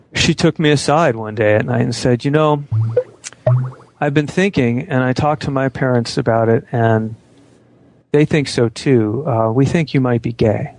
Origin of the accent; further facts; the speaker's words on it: Phoenix, Arizona, United States; now in Washington, United States; grew up in Phoenix, Arizona in the 60s and 70s